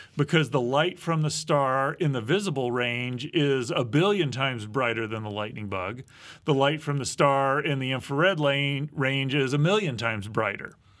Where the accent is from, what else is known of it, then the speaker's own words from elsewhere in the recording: Midwest, United States; I grew up in the Midwest